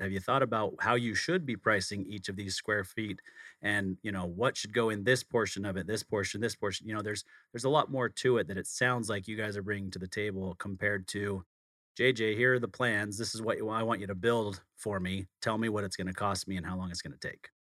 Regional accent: outside of Salt Lake City, Utah, United States; I grew up outside of Salt Lake City

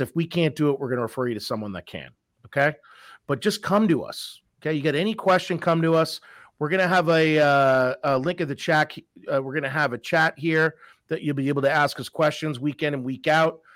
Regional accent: Massachusetts, United States; also born or lived in Colorado; born and raised in, uh, Massachusetts. I might not have that, uh, hardcore accent

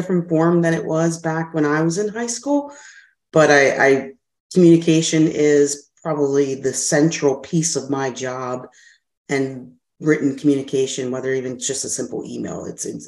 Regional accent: Philadelphia, Pennsylvania, United States; I'm from Philadelphia, lived in Westmount area, grew up there

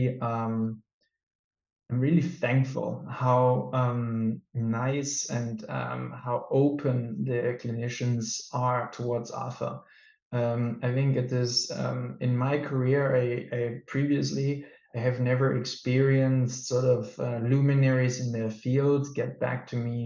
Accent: Germany; now in Denmark; I was born and raised in Germany

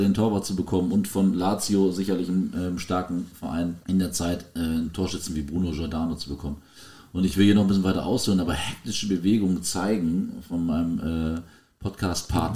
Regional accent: Germany; wir sind klassische Kartoffeln, die probieren, schwierige Namen vorzulesen.

